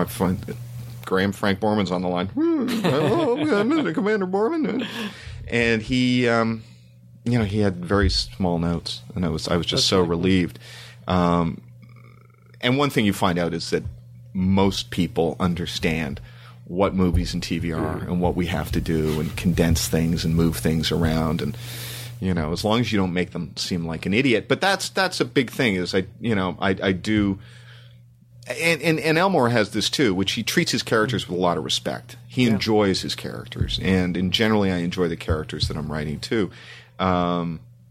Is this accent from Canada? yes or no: yes; Toronto, Ontario, Canada; moved away; growing up in Canada